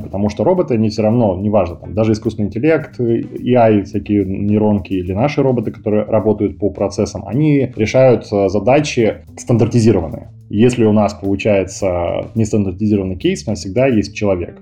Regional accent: Kazakhstan; moved away as an adult; now in Moscow, Russia; Сам я родился в Казахстане, 10 а лет назад перебрался в Москву

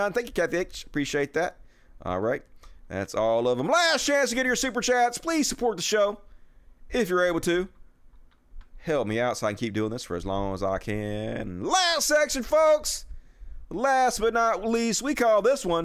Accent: United States; being American

